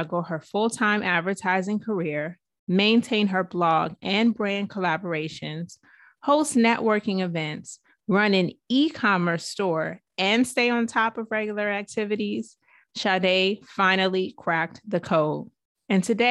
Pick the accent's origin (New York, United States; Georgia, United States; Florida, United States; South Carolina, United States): Georgia, United States; Atlanta; now resides in Atlanta, where I'm from